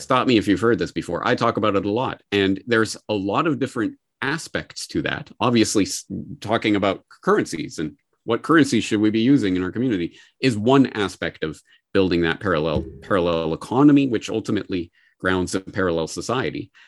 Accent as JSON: {"language": "English", "country": "Canada", "moved": "yes", "lives_now": "Japan", "said": "a Canadian living in Japan"}